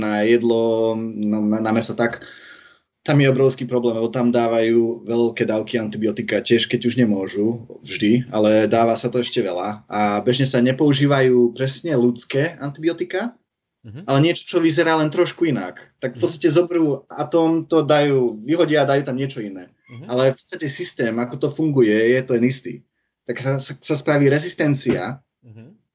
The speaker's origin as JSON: {"language": "Slovak", "country": "Netherlands", "tie": "born or raised there", "said": "ja som v podstate Holandian. Ja som sa narodil v Holandsku, ale mám mamu zo Slovenska, tak ma naučila po slovensky"}